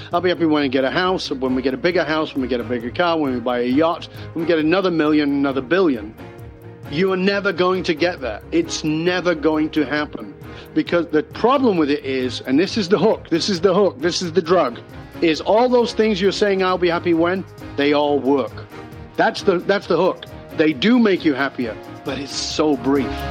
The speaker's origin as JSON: {"language": "English", "town": "Salford", "region": "North West England", "country": "United Kingdom", "tie": "born or raised there", "moved": "yes", "said": "I was born in Northern England. Um, I've been gone for more than 40 years, so I've been gone much longer than I ever lived there. But I was born in abject poverty"}